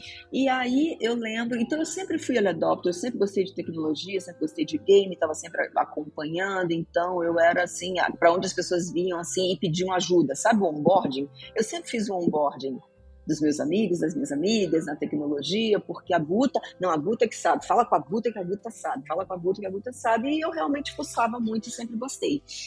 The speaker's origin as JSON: {"language": "Portuguese", "region": "Rio de Janeiro", "country": "Brazil", "moved": "yes", "said": "Eu era do Rio de Janeiro, tá? Eu sou carioca e morava lá nessa época"}